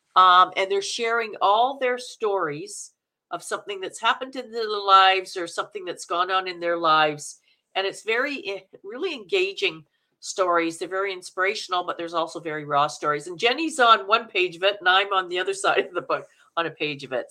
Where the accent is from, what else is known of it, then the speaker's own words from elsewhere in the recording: Manitoba, Canada; accent: Canuck; now in Vancouver, Canada; I'm from Manitoba.